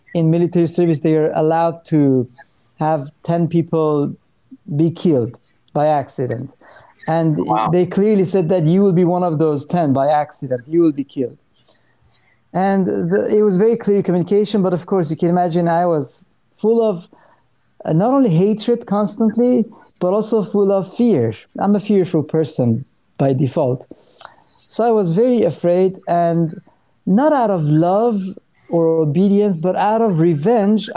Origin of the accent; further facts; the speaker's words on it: Iran; moved away; I'm Armenian from Iran.